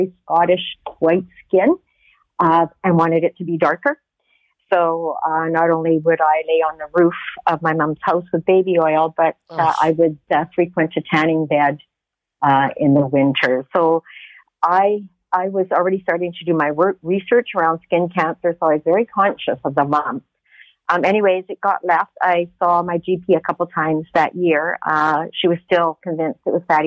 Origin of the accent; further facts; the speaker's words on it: Canada; as a Canadian